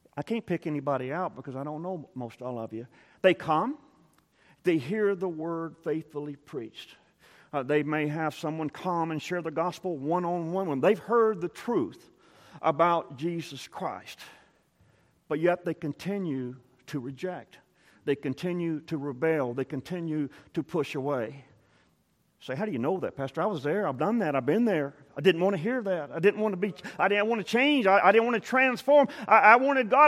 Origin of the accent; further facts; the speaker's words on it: South Texas coast, United States; I grew up on the South Texas coast, and Port O'Connor was, was close.